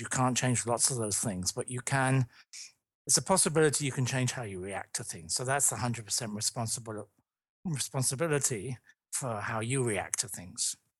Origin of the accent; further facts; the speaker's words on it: London, United Kingdom; moved away; I'm from London, I'm from the U K originally